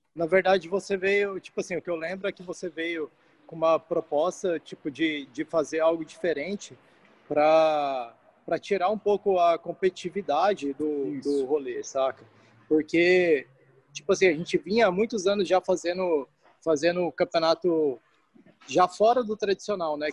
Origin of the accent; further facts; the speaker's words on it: Goiânia, Goiás, Brazil; moved away; also born or lived in São José; fui tentar vaga num colégio que eu estudei quando eu era criança, que eu nasci em Goiânia